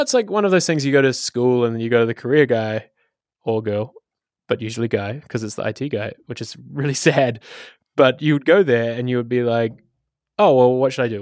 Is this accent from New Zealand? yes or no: yes; Wellington, New Zealand; moved away as an adult; now in Amsterdam, Netherlands; I come from Wellington, New Zealand, hence the um, Takawiti accent